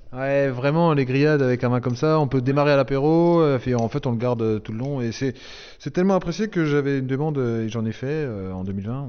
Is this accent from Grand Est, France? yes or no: yes; Alsace, Grand Est, France; j'habite pas Avignon, j'habite pas euh, Toulon, j'habite pas. Donc, euh, je suis alsacien